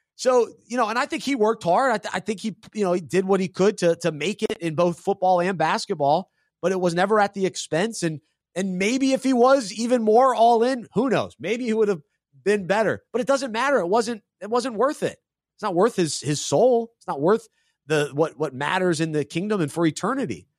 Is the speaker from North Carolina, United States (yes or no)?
yes; Charlotte, North Carolina, United States; most people growing up in Charlotte rooted for U N C. So I was kinda, like, on my, on my own in that regard